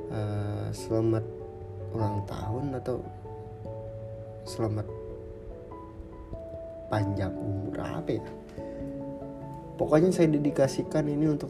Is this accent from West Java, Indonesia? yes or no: no; South Sumatra, Indonesia; ada teman-teman yang dari daerahku itu di salah satu daerah di provinsi Sumatera Selatan ya cukup jauh kalau dari ibu kota Palembang